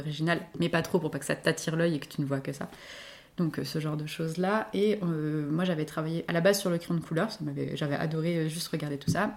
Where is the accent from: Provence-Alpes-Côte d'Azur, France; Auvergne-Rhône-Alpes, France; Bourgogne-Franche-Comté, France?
Auvergne-Rhône-Alpes, France; Lyon; Je vis à Rieux, donc tout à côté de Lyon, et j'ai toujours grandi dans les parages